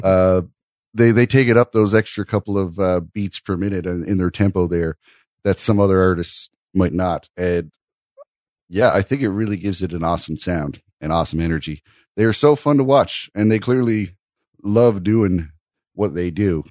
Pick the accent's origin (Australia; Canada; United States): Canada; I'm a Canadian